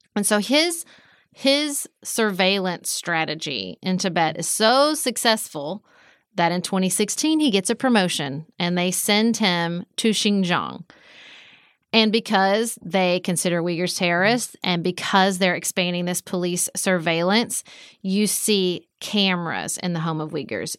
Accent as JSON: {"language": "English", "country": "United States", "said": "as an American"}